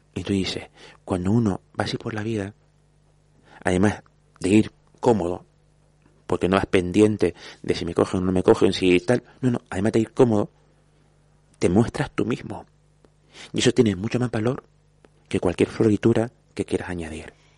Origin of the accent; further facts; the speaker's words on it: Vega de San Mateo, Canary Islands, Spain; also born or lived in Santa Brígida; soy hijo de San Mateo porque nací en San Mateo a mucha honra